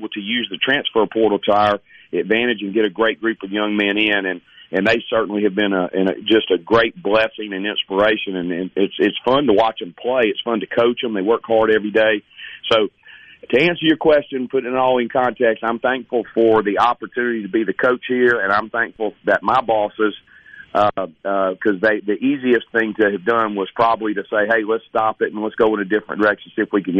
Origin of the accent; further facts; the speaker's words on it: Hattiesburg, Mississippi, United States; I have the rare blessing of growing up in Hattiesburg